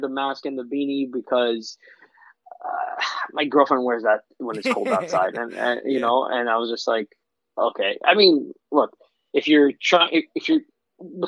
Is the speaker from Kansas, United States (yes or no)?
no; New York, United States; we're from New York